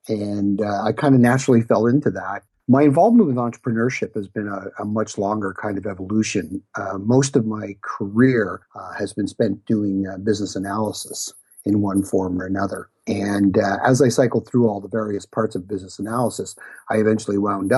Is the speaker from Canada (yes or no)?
yes; Ottawa, Ontario, Canada; I'm one of those rare people who was actually born and bred in Ottawa, and I've lived here pretty much all of my life